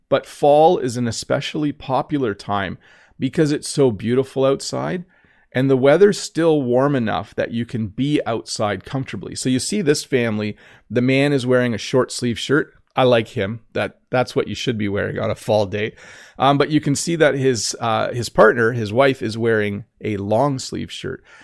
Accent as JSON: {"language": "English", "country": "Canada", "said": "I'm Canadian."}